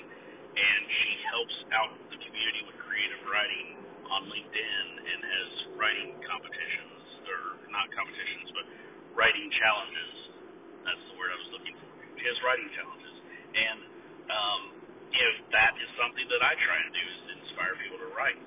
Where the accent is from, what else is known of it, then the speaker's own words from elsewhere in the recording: United States; accent: American; I'm in the United States, obviously from my accent